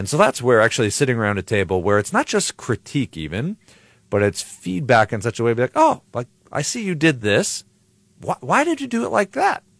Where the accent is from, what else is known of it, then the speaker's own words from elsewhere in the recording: Buffalo, New York, United States; moved away as an adult; also born or lived in Chicago, Illinois; now in Highland, Indiana, United States; I grew up in Buffalo, New York, uh, till I was eighteen, nineteen